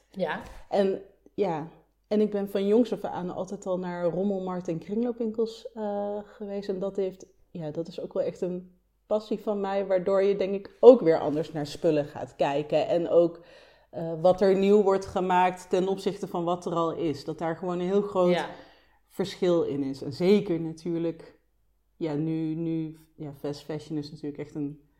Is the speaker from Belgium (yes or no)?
no; Nijmegen, Gelderland, Netherlands; also born or lived in Amsterdam; now in Delft, Netherlands; ik kom uit Nijmegen. ik ben ooit in Delft beland met, eh, ja, met een vriendje met wie ik ging samenwonen op de Begijnhof.